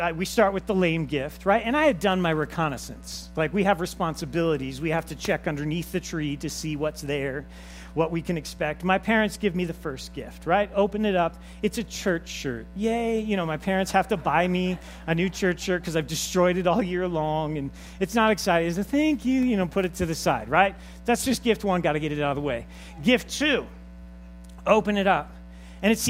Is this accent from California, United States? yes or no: yes; Los Angeles, California, United States; I was raised in Los Angeles with my father